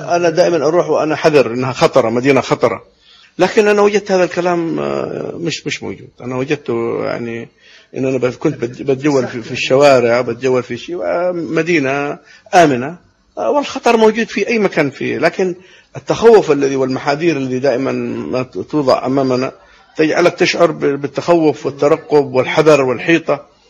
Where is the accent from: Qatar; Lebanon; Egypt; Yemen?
Yemen; born or raised there